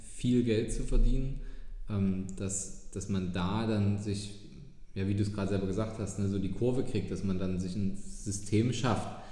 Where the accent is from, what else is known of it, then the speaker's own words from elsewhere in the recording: Dresden, Saxony, Germany; hier in meiner Heimatstadt